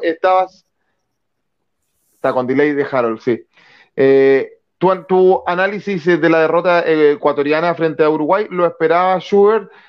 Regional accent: Chile; soy chileno

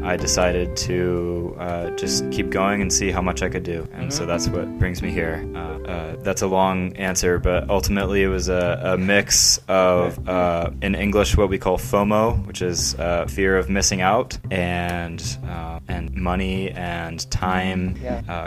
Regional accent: United States; I'm from the United States

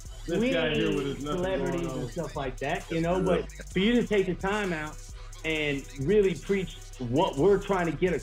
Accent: California, United States; I grew up in California, so we didn't have racism as much.

